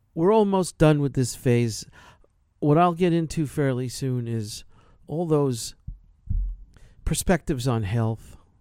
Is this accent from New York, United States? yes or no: yes; New York, United States; New York, yeah, I'm from New York